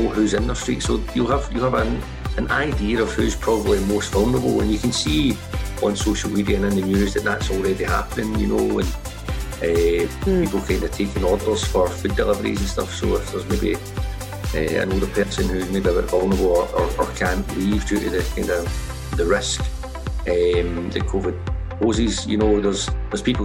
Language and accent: English; Glasgow, Scotland, United Kingdom; now in Edinburgh, United Kingdom; I'm from Glasgow originally